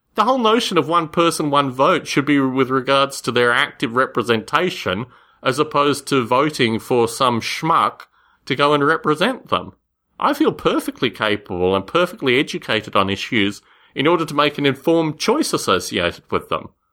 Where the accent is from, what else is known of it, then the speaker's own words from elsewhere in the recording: Canberra, Australian Capital Territory, Australia; moved away; I grew up in Canberra, Australia